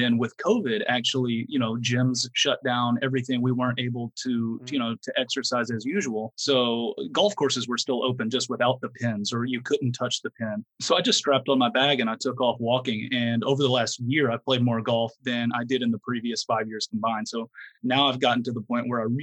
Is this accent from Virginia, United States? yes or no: no; Fort Worth, Texas, United States; I'm from the Dallas-Fort Worth area on the western side, the Fort Worth part of the Dallas-Fort Worth duo